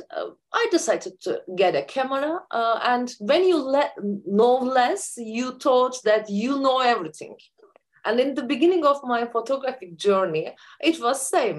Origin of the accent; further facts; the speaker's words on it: Turkey; I'm from Turkey and living in Ankara, the capital city of Turkey.